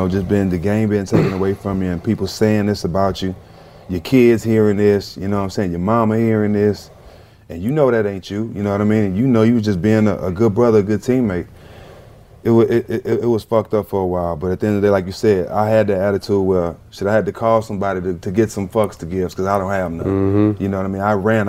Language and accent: English; Port Arthur, Texas, United States; Well, you know, just growing up in Port Arthur, Texas, you know, everybody know everybody.